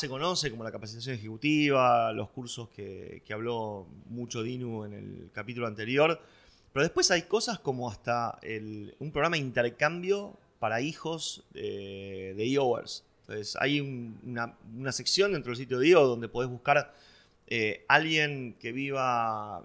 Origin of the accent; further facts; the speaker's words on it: Buenos Aires, Argentina; yo nací en Villurquiza, eh, tenía una hora de viaje todos los días, me levantaba 5 y media, 6 menos 20 de la mañana, iba en colectivo hasta, hasta Plaza de Mayo.